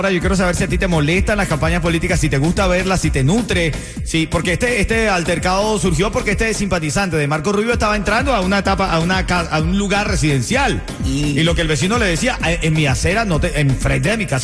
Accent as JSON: {"language": "Spanish", "country": "Cuba", "said": "De Cuba."}